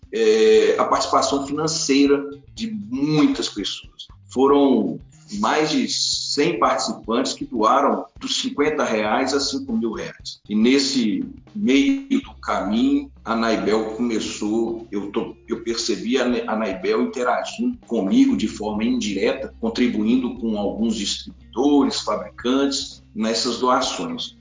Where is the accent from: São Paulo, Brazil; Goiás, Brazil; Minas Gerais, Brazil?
Minas Gerais, Brazil; Teófilo Otoni; voltei para a minha cidade natal, na cidade Teófilo Otoni, aqui no nordeste de Minas Gerais